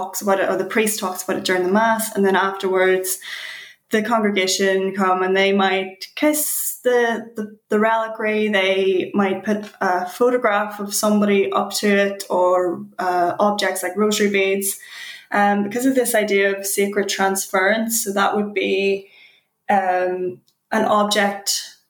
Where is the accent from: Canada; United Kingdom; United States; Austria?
United Kingdom; Belfast, Northern Ireland; I suppose we're both from Belfast